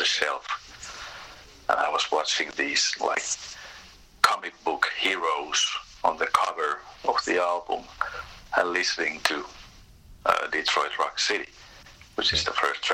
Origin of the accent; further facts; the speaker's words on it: Tampere, Pirkanmaa, Finland; I was born in Tampere, that's the center in Finland